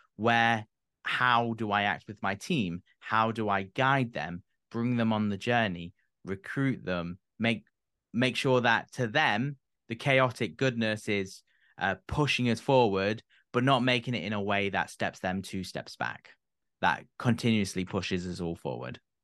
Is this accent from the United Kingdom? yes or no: yes; United Kingdom; being British myself